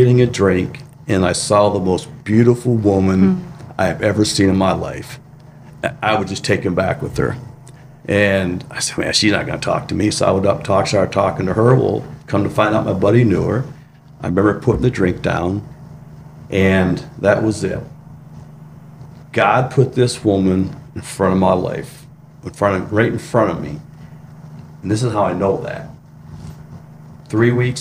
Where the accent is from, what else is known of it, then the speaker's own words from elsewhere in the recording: Michigan, United States; I grew up in a small town in Michigan